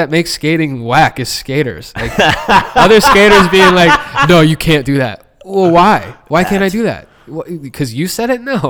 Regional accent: Columbus, Ohio, United States; I'm from Columbus, where every Saturday was a Buckeyes game.

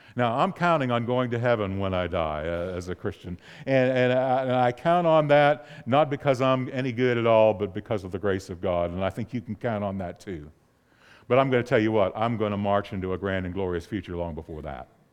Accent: north of Pittsburgh, Pennsylvania, United States; moved away; I grew up in the Northeast, and the area north of Pittsburgh

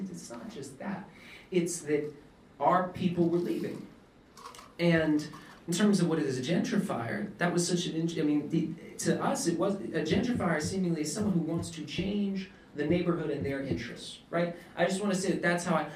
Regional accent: New York City, New York, United States; I'm born and raised in East Harlem

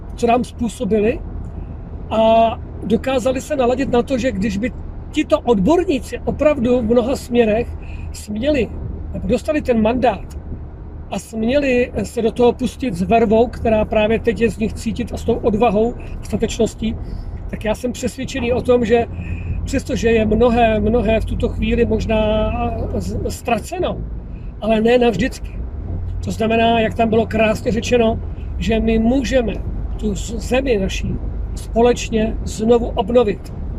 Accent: Czechia; jsem vlastně Čech

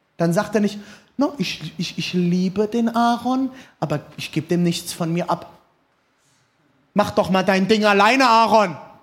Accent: Rhine area, Germany; Ich bin am Rhein aufgewachsen

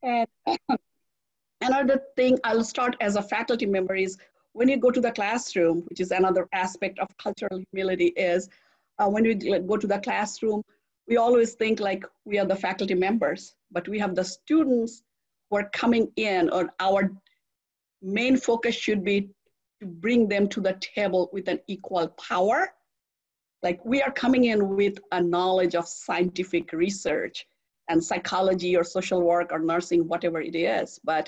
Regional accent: India; now in United States; You know, I came from India and I came to US, and I have never seen so much diversity in the world.

